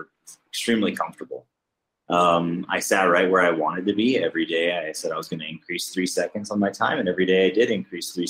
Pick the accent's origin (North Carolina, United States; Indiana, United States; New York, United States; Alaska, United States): Alaska, United States; I'm from the United States